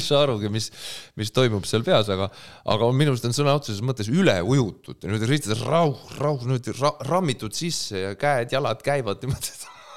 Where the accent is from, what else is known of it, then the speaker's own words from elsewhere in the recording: Pärnu, Pärnu County, Estonia; ma olen pärnakas